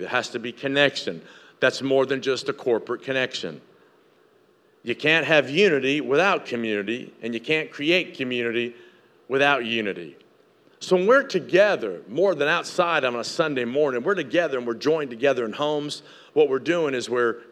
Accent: Tennessee, United States; moved away; I grew up in Tennessee.

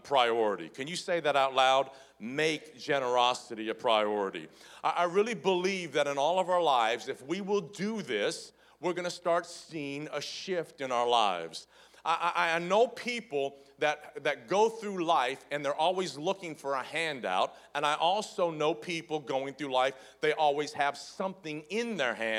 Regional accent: the South, United States; I grew up in the South

